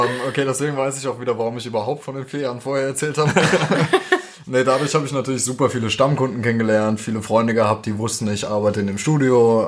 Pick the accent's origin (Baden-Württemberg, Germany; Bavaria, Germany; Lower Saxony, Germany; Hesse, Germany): Hesse, Germany; Roßdorf; also born or lived in Dieburg; now in Darmstadt, Germany; meine Mutter erstmal mit uns Kids nach Dieburg und dann später nach Gundernhausen bei Rossdorf. Da habe ich eigentlich fast meine ganze Jugend auch verbracht